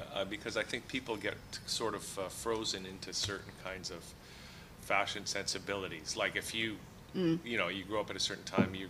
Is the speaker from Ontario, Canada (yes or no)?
yes; Toronto, Ontario, Canada; Because we're from Toronto.